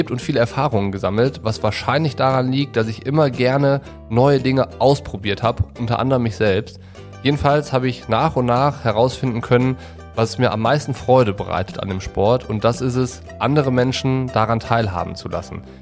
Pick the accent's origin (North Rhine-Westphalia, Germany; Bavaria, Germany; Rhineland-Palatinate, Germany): North Rhine-Westphalia, Germany; Düsseldorf; also born or lived in Cologne / Hamburg / Nuremberg; now in Allgäu, Germany; Groß geworden bin ich in Düsseldorf und nach dem Abitur hat mich der Triathlonsport in der Weltgeschichte umherreisen lassen. Und unter anderem habe ich in Köln, Hamburg und Nürnberg gewohnt